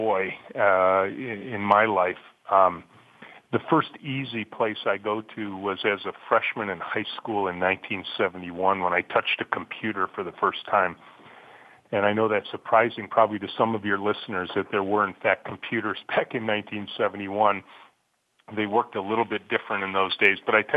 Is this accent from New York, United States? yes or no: no; Macomb County, Michigan, United States; I grew up in Macomb County, just north of Detroit, Chippewa Valley High School grad